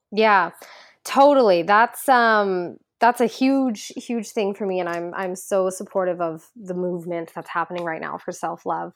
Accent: Ajax, Ontario, Canada; moved away as an adult; now in Toronto, Canada; I grew up in Ajax, Ontario

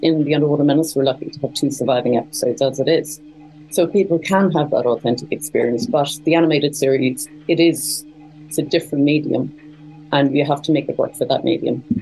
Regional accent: Cork, Munster, Ireland; moved away as an adult; also born or lived in Dublin, Ireland / London, United Kingdom / China; I'm actually from Cork, in the south of Ireland.

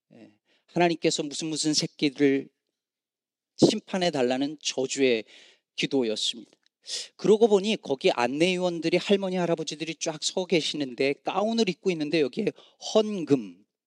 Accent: Chungcheong, South Korea; now in Chicago, United States; 저는 충청도 사람이라 이게 억양이 잘 안 나오지만

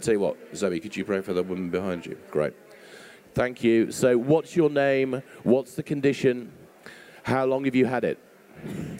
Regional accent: England, United Kingdom; we're English and we like to be part of a small island

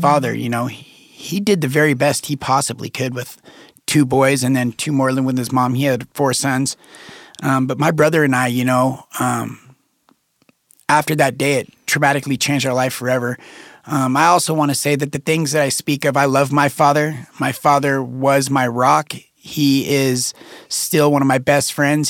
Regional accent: Reno, Nevada, United States; I was born and raised in Reno, Nevada

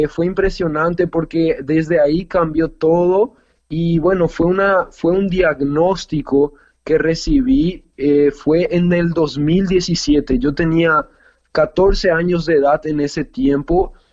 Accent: Paraguay; born there; una hermana que es que nació acá en Paraguay, yo nací en Paraguay también

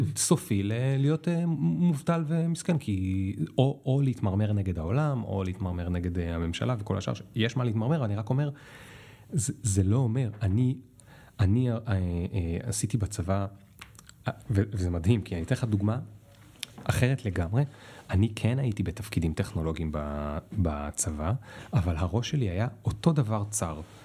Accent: Israel; אני בתור ישראלי

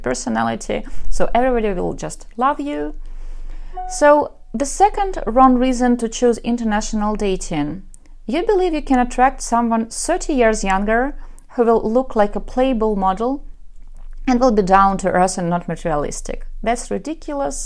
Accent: Ukraine; accent: Russian; English is a second language; I am from Ukraine.

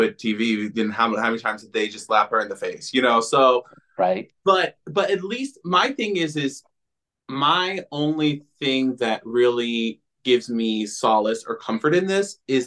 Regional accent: Florida, United States; moved away; I'm from Florida originally

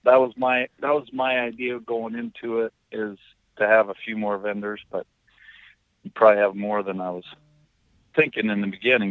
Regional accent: Bancroft, Iowa, United States; my hometown of Bancroft

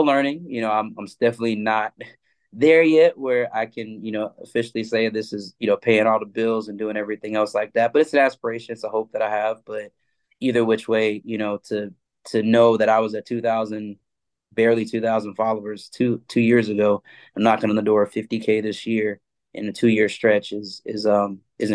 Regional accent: Atlanta, Georgia, United States; I'm from Atlanta originally

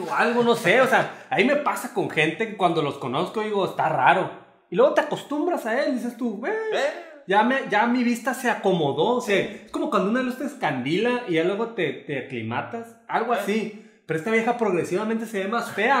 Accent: Mexico; como mexicanos estamos

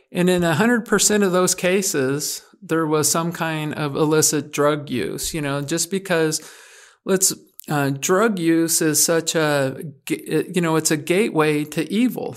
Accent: Oregon, United States; moved away as an adult; back to my home state

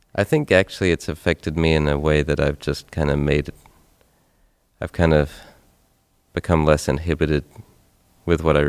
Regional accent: Tennessee, United States; I am from Tennessee, and so my voice sounds like

